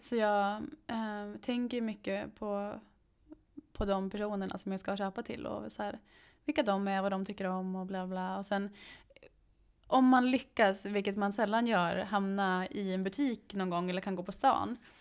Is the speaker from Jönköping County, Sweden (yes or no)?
no; Mora, Dalarna County, Sweden; moved away; hemma i Mora